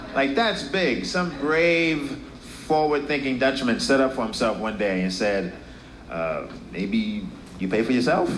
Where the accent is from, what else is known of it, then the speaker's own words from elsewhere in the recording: New York City, New York, United States; I'm from Brooklyn.